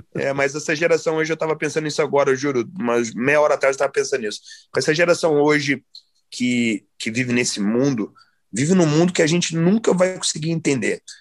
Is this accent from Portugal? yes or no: no; United States; also born or lived in Nova Friburgo, Brazil; E como eu fui criado aqui nos Estados Unidos